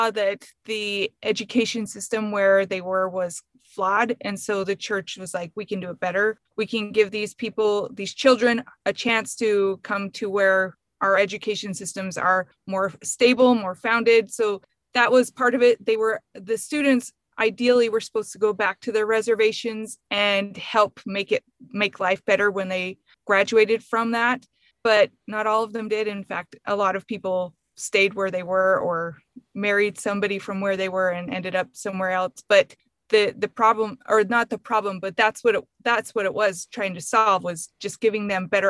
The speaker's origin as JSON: {"language": "English", "town": "Ferron", "region": "Utah", "country": "United States", "said": "I am from Emery County, Utah. I'm from a little teeny tiny place called Farron"}